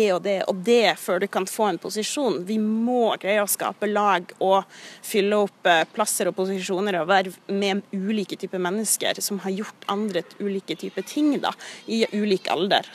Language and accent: Norwegian; Kirkenes, Troms og Finnmark, Norway; moved away; når jeg bodde hjemme i Kirkenes